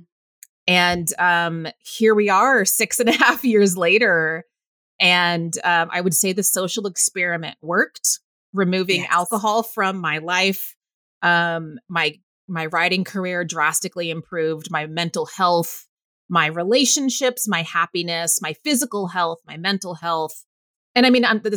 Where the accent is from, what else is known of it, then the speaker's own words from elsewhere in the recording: Waco, Texas, United States; moved away as an adult; also born or lived in Northern California; now in New York City, United States; Mom and I moved to Waco when I was 8